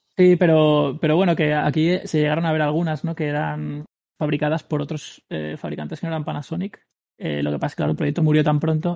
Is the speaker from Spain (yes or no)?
yes; Spain; soy el único español